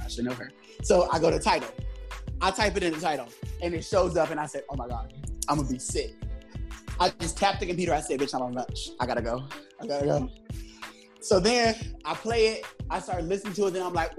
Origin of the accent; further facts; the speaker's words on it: Los Angeles, California, United States; now in New York, United States; I'm originally from Los Angeles